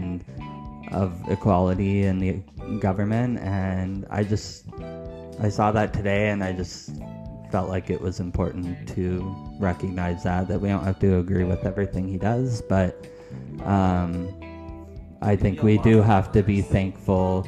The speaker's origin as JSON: {"language": "English", "country": "Canada", "said": "we are Canadian."}